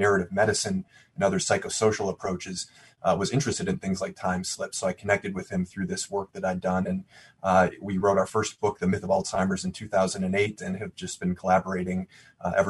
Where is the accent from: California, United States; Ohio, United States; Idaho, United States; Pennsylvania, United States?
Ohio, United States; Cleveland; my hometown is Cleveland